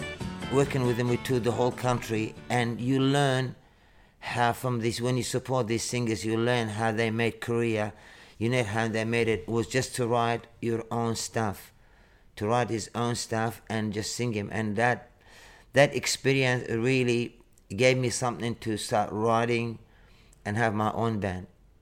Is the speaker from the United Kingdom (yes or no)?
no; Northern Territory, Australia; moved away; After we come from Arnhem Land, so I went to start living in the city and start playing like percussion.